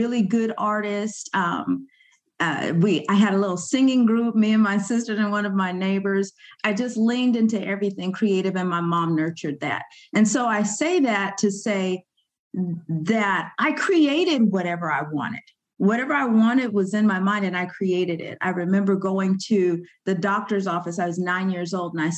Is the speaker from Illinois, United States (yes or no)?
no; Sacramento, California, United States; also born or lived in Yerington, Nevada; I grew up here in Sacramento